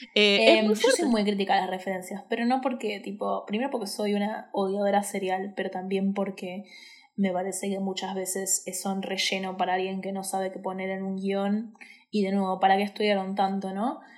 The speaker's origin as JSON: {"language": "Spanish", "region": "Buenos Aires", "country": "Argentina", "said": "soy una boluda de Buenos Aires."}